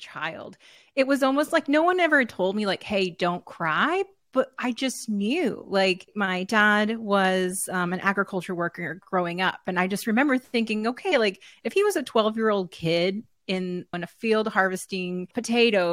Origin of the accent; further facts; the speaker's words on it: Texas, United States; I'm Tejana as well, right? Born and raised in Texas